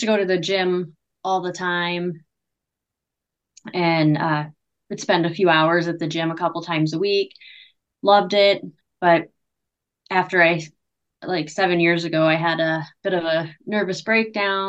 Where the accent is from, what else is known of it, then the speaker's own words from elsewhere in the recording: Pennsylvania, United States; moved away as an adult; also born or lived in New York / Buffalo, New York / Houston, Texas; I am from a very small town in Pennsylvania. It's extremely small, like population between like 1,500 and 2,000